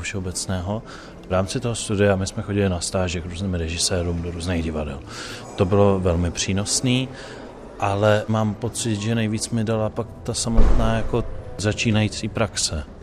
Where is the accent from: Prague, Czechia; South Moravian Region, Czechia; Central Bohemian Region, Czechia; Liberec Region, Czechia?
Liberec Region, Czechia; Liberec; já jsem z Liberce, což není maloměsto, ale jsou to sudety a je to z toho města cítit